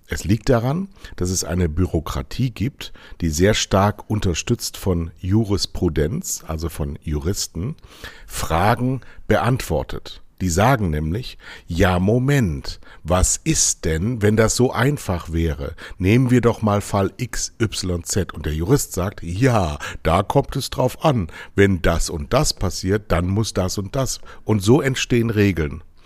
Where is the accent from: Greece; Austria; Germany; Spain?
Germany; Rhineland; also born or lived in Southern Germany; now in Northern Germany; Das ist meine Herkunft